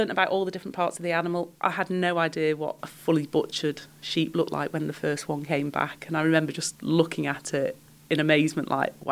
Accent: Isle of Man; also born or lived in Sheffield, United Kingdom; No, I was born in Sheffield, moved here as a child, and the difference in lifestyle between living in Sheffield and living in the Isle of Man

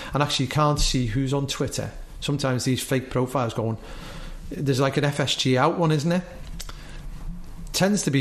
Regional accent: Isle of Man; we come from the Isle of Man

